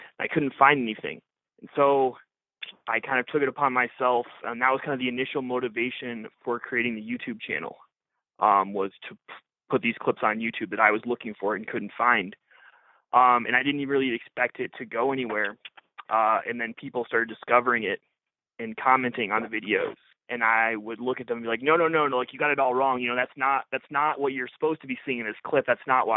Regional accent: Ohio, United States; also born or lived in Wisconsin; I grew up in Ohio and started playing in a suburb of Toledo.

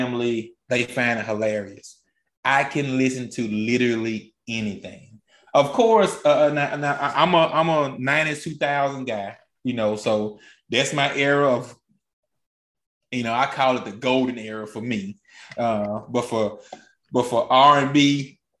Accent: Mississippi, United States; I grew up in Mississippi.

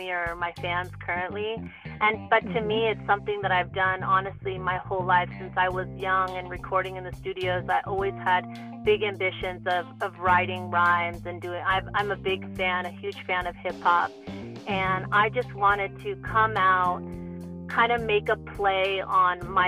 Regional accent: Los Angeles, California, United States; also born or lived in Bay Area; growing up here in Los Angeles. I'm originally from the Bay Area

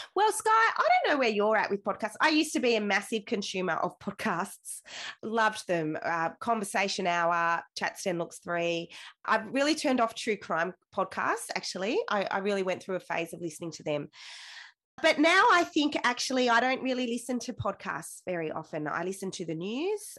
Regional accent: Wagga Wagga, New South Wales, Australia; So I grew up in Wagga Wagga, right in the center of town.

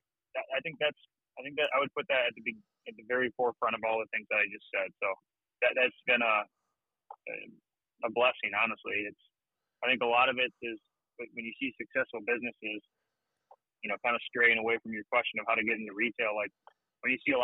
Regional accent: Michigan, United States; We're from Michigan

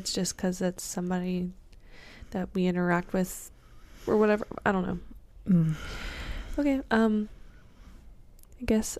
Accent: Jersey, Georgia, United States; The house we grew up in is in Jersey, Georgia. Small town with lots of history.

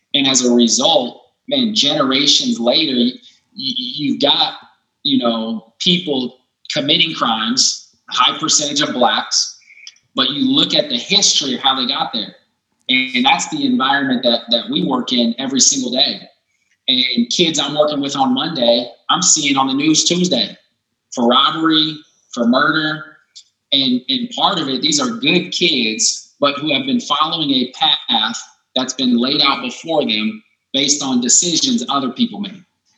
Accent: Pella, Iowa, United States; I know I grew up in Pella, Iowa. Population X, you know, predominantly white.

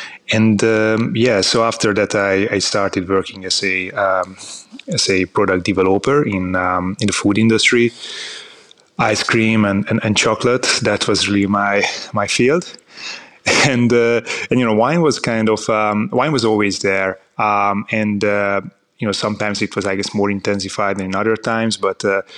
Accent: Hungary; So, I'm from Hungary. So I was born and I grew up in Hungary, in the Hungarian countryside, close to the Austrian border.

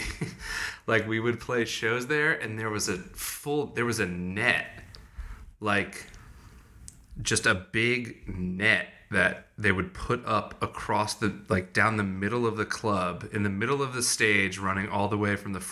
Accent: Madison, Connecticut, United States; moved away; From near New Haven, a town called Madison

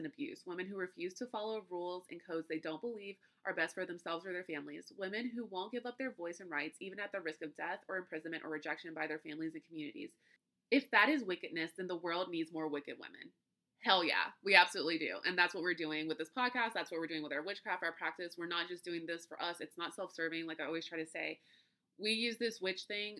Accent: United States; being an American

